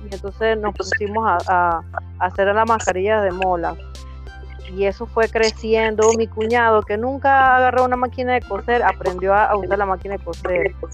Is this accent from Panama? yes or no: yes; Guna Yala comarca, Panama; pertenezco a la comarca Cunayala